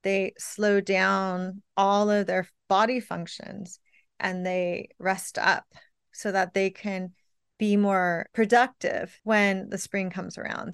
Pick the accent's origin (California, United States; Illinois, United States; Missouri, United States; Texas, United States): California, United States; now in New York, United States; I'm from California where it never snowed